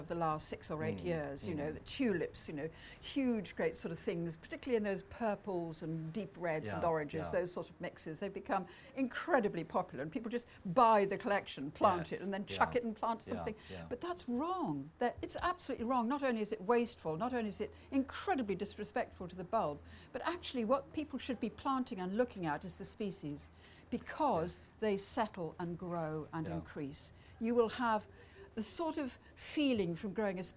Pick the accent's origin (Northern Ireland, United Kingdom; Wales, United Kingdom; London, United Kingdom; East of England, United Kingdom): Wales, United Kingdom; Welsh; I'm Welsh